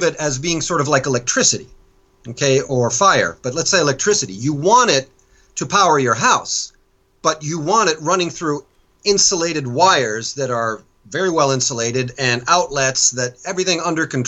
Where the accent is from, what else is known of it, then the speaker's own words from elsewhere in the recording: United States; now in France; as an American